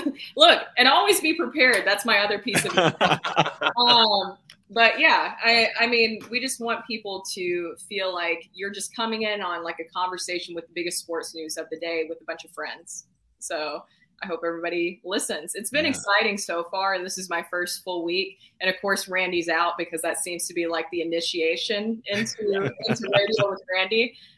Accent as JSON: {"language": "English", "region": "Tennessee", "country": "United States", "accent": "Southern", "said": "bartending until I could convince people that I wasn't from Tennessee."}